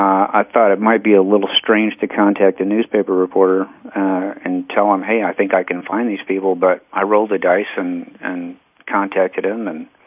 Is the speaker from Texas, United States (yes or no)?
yes; Texas, United States; born there; now in Arizona, United States; Yeah, I was born in Texas and the product of divorced parents, so I've been back and forth.